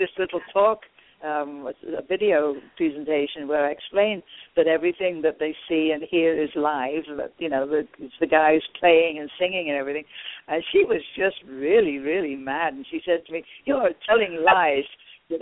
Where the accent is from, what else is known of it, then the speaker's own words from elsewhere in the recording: United Kingdom; moved away; I'm British.